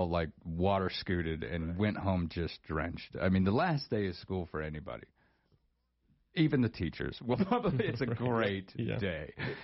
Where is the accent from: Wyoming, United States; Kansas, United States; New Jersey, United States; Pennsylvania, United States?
Wyoming, United States; Star Valley; when I was a kid, growing up in Star Valley, you know, we got the Rockies right there